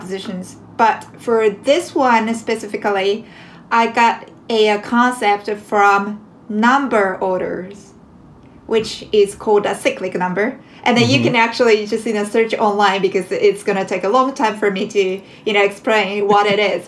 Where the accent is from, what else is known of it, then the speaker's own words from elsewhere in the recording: Japan; now in New York City, United States; I am a jazz composer originally from Japan